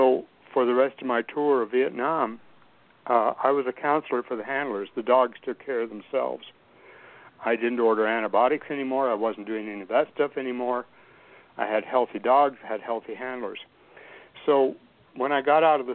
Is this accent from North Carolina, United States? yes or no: no; Albuquerque, New Mexico, United States; I grew up in Albuquerque, New Mexico, in the open fields and terrain of the Southwest Valley way back in the early 60s